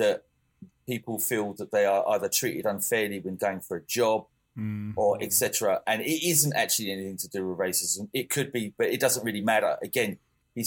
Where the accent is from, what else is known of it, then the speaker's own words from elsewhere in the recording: England, United Kingdom; moved away as an adult; now in Denmark; I'm English